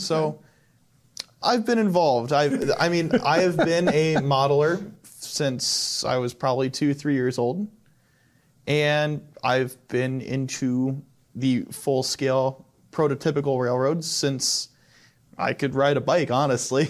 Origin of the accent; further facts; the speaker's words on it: Arlington, Ohio, United States; I grew up in Arlington, Ohio, which is a small town basically south of Fostoria